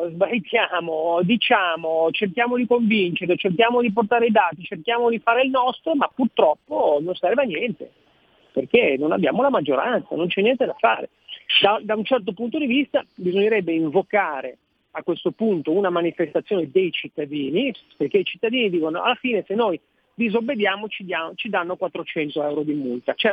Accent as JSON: {"language": "Italian", "town": "Genoa", "region": "Liguria", "country": "Italy", "tie": "born or raised there", "said": "sono nato a Genova"}